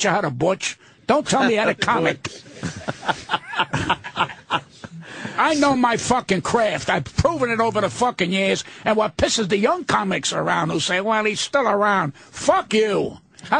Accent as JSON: {"language": "English", "country": "United States", "tie": "born or raised there", "said": "I'm born in this fucking country. I'm not an Italian-American. I'm an American"}